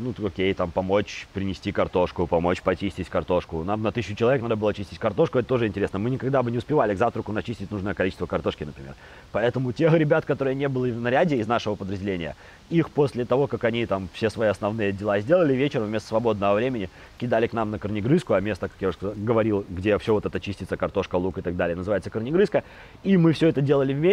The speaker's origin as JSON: {"language": "Russian", "town": "Babruysk", "region": "Mogilev Region", "country": "Belarus", "said": "я из Бобруйска"}